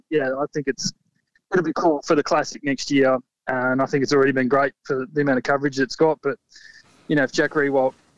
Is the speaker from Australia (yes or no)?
yes; Warrnambool, Victoria, Australia; born and raised in Warrnambool